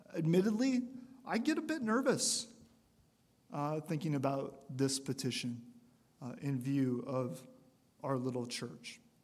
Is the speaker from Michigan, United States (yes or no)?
yes; Michigan, United States; moved away; I came from Michigan